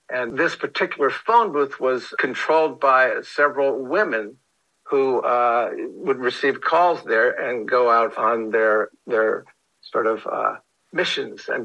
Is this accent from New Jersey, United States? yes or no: yes; New Jersey, United States; I'm in from New Jersey, and I'm an animator, and I'm looking for work.